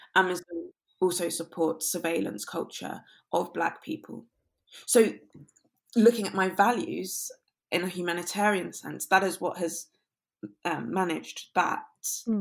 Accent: London, United Kingdom; growing up I grew up in London, but the part of London I grew up in was quite leafy

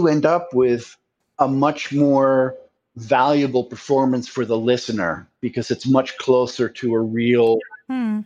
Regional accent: United States; I'm American

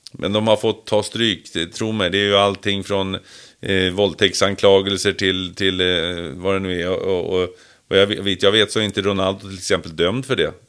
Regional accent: Sweden; vi svenskar

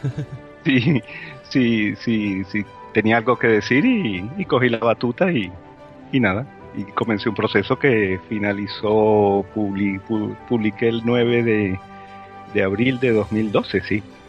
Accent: Spain; nuestra autoestima como, como, como españoles

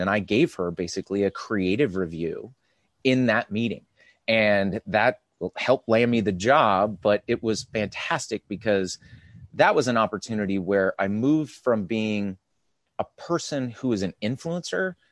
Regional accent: California, United States; I was born and raised here

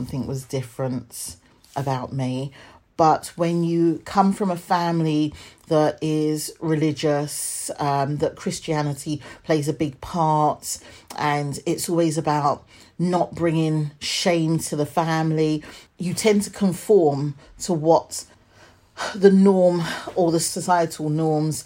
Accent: Hertfordshire, East of England, United Kingdom; born or raised there; also born or lived in London / Edmonton, London

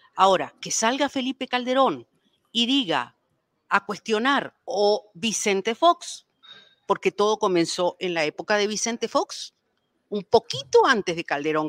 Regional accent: Paraguay; now in Mexico; ingresaron a mi país

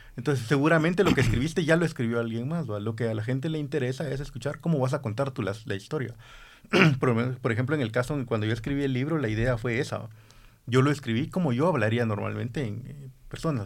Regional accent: Guatemala; also born or lived in Honduras; tenemos identidad aquí como guatemaltecos

